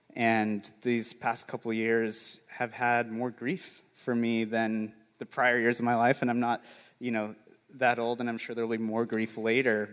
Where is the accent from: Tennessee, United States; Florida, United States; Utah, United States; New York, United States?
Utah, United States; St. George; I grew up in St. George's, an hour away from Zion National